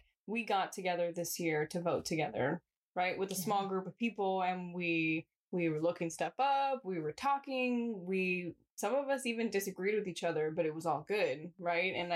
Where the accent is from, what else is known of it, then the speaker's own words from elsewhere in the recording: San Jose, California, United States; I'm from Eastside